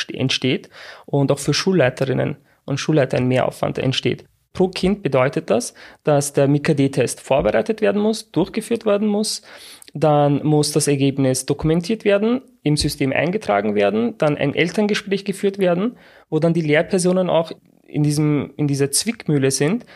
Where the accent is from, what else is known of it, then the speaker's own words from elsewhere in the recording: Austria; Also ich bin in Österreich geboren